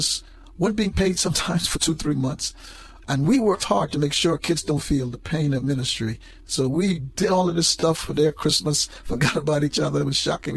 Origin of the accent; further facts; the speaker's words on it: Guyana; moved away; when I was growing up in Guyana, South America